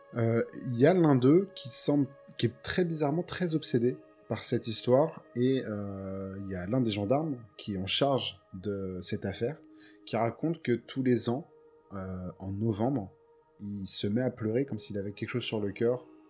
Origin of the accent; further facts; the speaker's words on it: Montceau-les-Mines, Bourgogne-Franche-Comté, France; ma ville natale qui est Montsolémy dans Saône-et-Loire